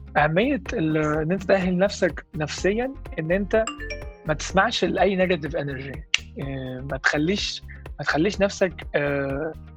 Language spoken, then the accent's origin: Arabic; Egypt; احنا كشعب احنا كمصريين